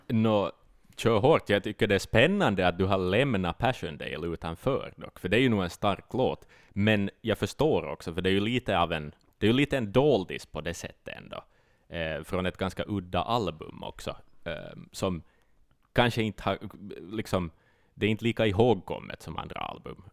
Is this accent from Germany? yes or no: no; Finland; vi är ju finlandssvenskar